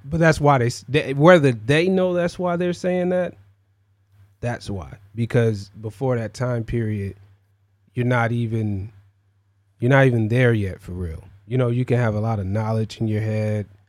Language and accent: English; Cleveland, Ohio, United States; I'm from the Midwest, you know, like Cleveland